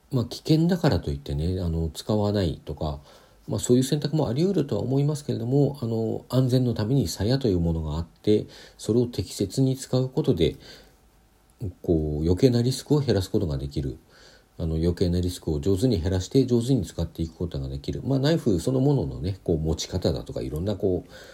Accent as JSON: {"language": "Japanese", "region": "Hokkaido", "country": "Japan", "tie": "born or raised there", "said": "北海道出身"}